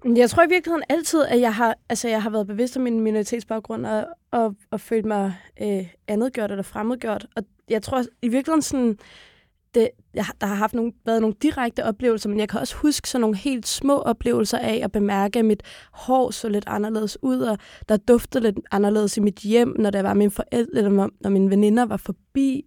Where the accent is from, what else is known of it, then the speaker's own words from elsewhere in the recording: Copenhagen, Capital Region of Denmark, Denmark; så er jeg født og opvokset på Blågårdsplads Plads inde i kernen af på København Nørrebro